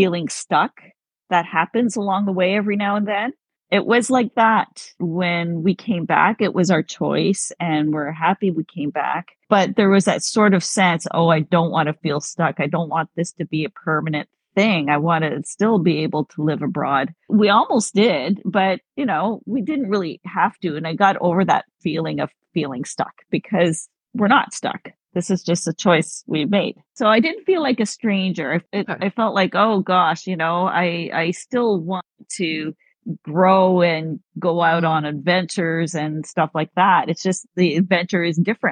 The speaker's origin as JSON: {"language": "English", "town": "Ottawa", "region": "Ontario", "country": "Canada", "tie": "born or raised there", "also_born_or_lived": "Caribbean / South Florida", "moved": "as an adult", "said": "So I am from Ottawa. I was born and raised in Ottawa"}